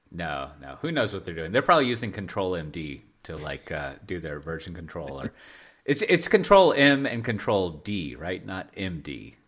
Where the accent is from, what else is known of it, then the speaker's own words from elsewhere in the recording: United States; moved away as an adult; also born or lived in Hendrik-Ido-Ambacht/Dordrecht area, Netherlands; now in Netherlands; I love living here and I'm an American. I'm a foreigner